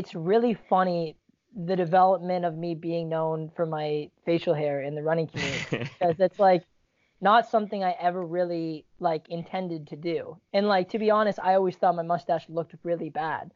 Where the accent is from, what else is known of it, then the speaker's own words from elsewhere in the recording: Canada; also born or lived in Virginia; now in United States; I'm Canadian, living in the U.S.